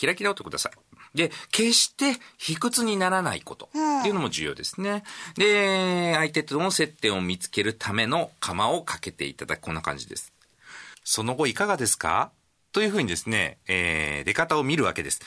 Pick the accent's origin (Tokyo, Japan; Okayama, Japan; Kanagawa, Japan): Okayama, Japan; also born or lived in Tenma, Osaka; now in Osaka, Japan; 私岡山出身なんですが天満に住んでもう13年になります